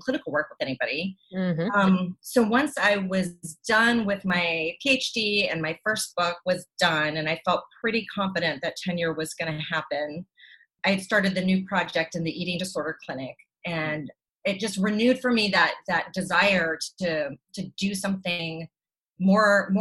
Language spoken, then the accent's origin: English; the panhandle of Florida, United States; I grew up in the panhandle of Florida in the 1980s, 70s